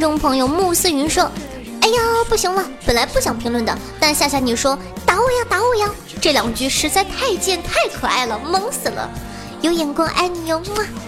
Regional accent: Northeast China, China; 你在老家，对吧？身边儿像我们东北，身边儿人都是在东北话

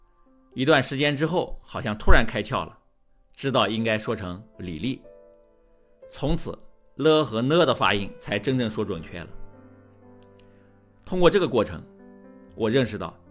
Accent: Anhui, China; 我从小在安徽的一个县城长大，说的是当地方言。等到上了大学，发现很多同学都在讲普通话

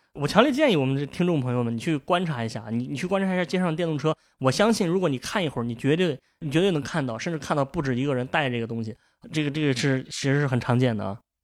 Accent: Shandong, China; 我作为一个山东人

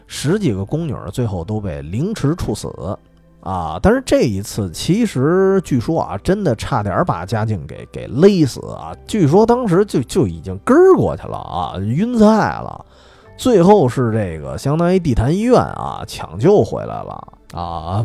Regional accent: Beijing, China; 因为我从小在那附近长大的，然后因为姥姥家就住日坛旁边儿

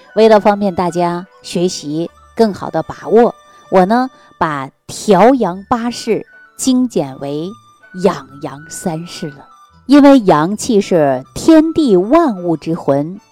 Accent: China; 我们中国人的骨髓里

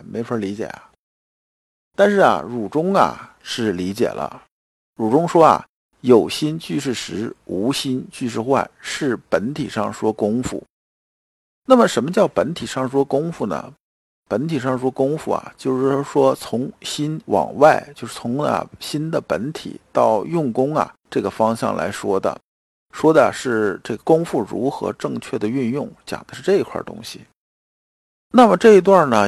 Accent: China; 我们中国人

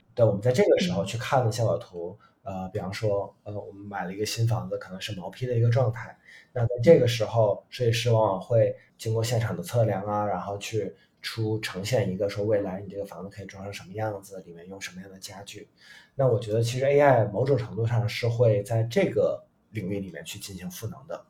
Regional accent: China; 不是说我们中国人就一定要做纯东方的一个东西

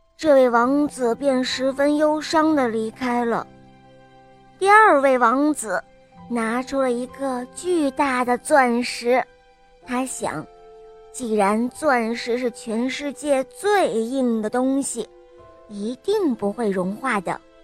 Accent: Jiujiang, Jiangxi, China; 今年我五岁了，我来自江西九江

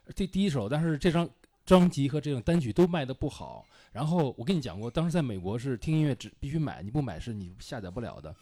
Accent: Beijing, China; moved away as an adult; also born or lived in Shanghai / United States; 我所谓离家出走，就是大学离开了北京，去了上海。但是也不算，上海是我出生的地方

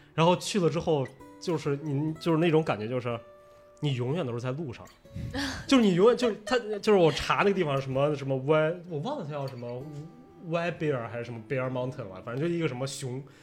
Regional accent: China; moved away as an adult; also born or lived in New York, United States; 我们中国人

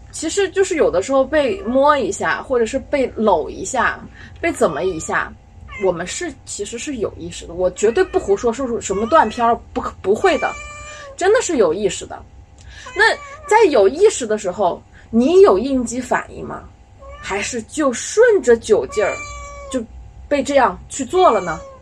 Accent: China; 我们中国人经常被说，“哦，你们没有信仰

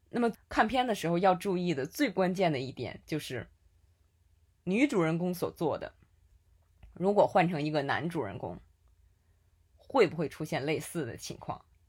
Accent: Tianjin, China; accent: Tianjin dialect; 用我们天津话说

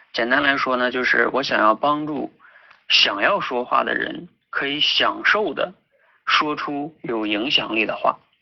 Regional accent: Jilin, China; 我自己呢就是出生在东北吉林，然后呢大学学的是石油工程，毕业之后呢在油田工作了半年

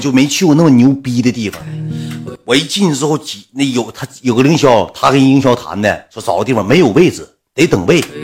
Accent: Northeast China, China; 我俩从东北来的

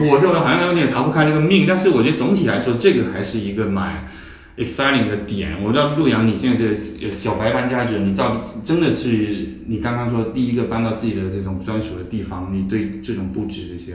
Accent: Chaozhou, Guangdong, China; also born or lived in Beijing; now in Shanghai, China; 我老家在潮州，然后我，嗯。我们那个家住了二三十年

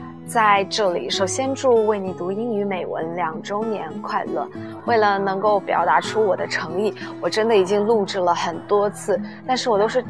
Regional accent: Hunan, China; also born or lived in Southern Fujian (Minnan); now in Fujian, China; 因为我是一名湖南人

